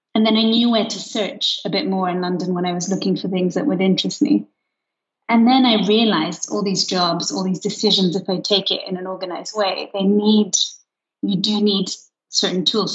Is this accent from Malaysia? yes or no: no; Luxembourg; moved away as an adult; I grew up in Luxembourg